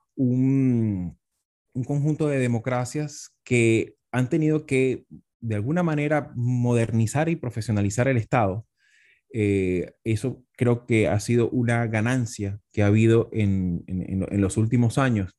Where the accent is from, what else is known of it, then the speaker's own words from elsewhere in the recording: Venezuela; also born or lived in Spain; soy politólogo hispano-venezolano